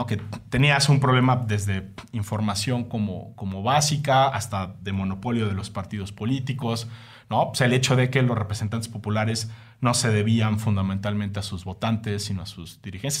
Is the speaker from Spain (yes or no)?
no; Mexico; Soy un mal, mexicano